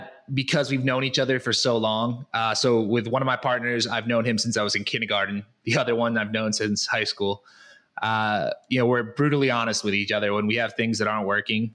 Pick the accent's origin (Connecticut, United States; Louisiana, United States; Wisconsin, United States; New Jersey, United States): Connecticut, United States; moved away as an adult; now in Guadalajara, Mexico; I am from Connecticut originally